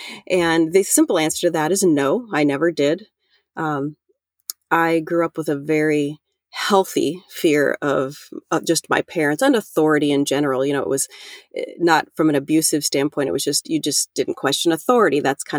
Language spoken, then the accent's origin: English; Iowa, United States; I'm from Central Iowa and grew up here most of all of my life.